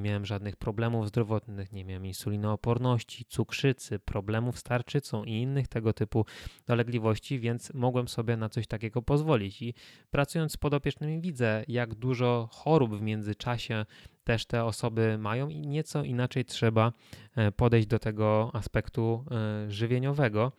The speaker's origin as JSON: {"language": "Polish", "town": "Kielce", "region": "Świętokrzyskie Voivodeship", "country": "Poland", "tie": "born or raised there", "said": "jestem z Kielc i chodziłem do czwartego liceum ogólnokształcącego"}